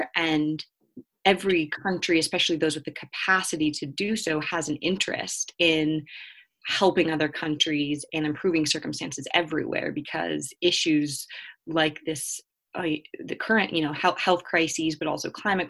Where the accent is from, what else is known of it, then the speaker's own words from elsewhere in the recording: Helena, Montana, United States; I'm currently in my hometown of Helena, Montana, where I've been for a couple months now since coming home from the Shoresman Scholars Program.